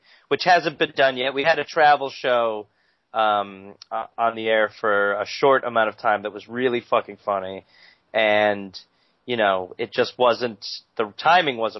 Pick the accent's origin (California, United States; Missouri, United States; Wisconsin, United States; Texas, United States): Wisconsin, United States; Brown Deer; now in Los Angeles, United States; I grew up in a small town called Brown Deer